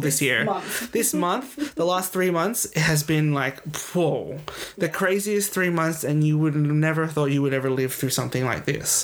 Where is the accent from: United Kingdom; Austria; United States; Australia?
Australia; accent: Australian; my accent when I'm with my friends is Australian. You can tell it's yeah. an Australian accent.